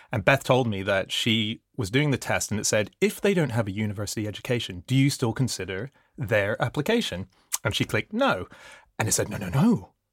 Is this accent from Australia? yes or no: yes; Australia; moved away as an adult; also born or lived in Hong Kong; now in United Kingdom; I grew up in Australia for all my teenage years